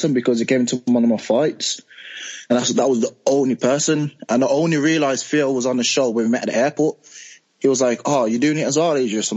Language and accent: English; Birmingham, West Midlands, United Kingdom; I'm from Birmingham, so I've got like a different accent from the rest of the cast members.